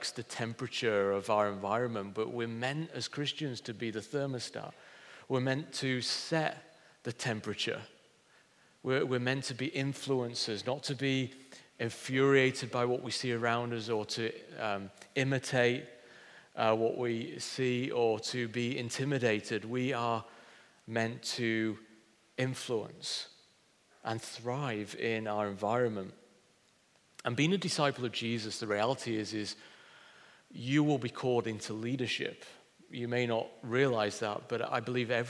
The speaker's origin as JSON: {"language": "English", "town": "Pontefract", "region": "Yorkshire and the Humber", "country": "United Kingdom", "tie": "born or raised there", "moved": "as an adult", "lives_now": "Hull, United Kingdom", "said": "I've lived in Hull longer than I actually lived in my hometown, which is Pontefract near Leeds"}